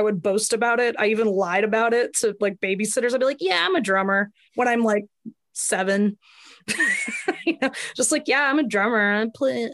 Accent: Atlanta, Georgia, United States; I grew up in and around Atlanta, and I've moved in and around Atlanta. I always say I'm from Atlanta

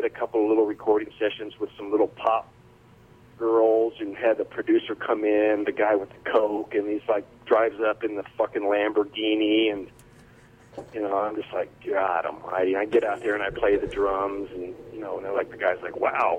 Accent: Texas, United States; moved away; I'm from Texas

